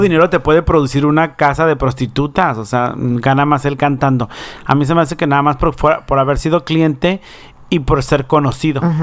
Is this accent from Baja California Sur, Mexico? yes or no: yes; Baja California Sur, Mexico; now in United States; Baja California Sur, de donde yo soy